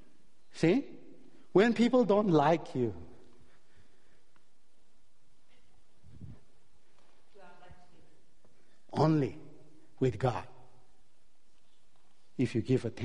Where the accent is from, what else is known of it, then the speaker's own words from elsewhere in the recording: Chicago, Illinois, United States; I'm from Chicago.